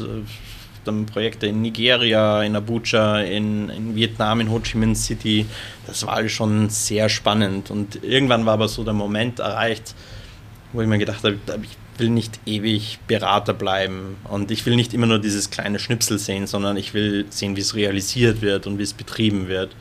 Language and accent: German; Lower Austria, Austria; also ich bin ja ursprünglich aus Wien bzw. Niederösterreich, also Wien-Umgebung.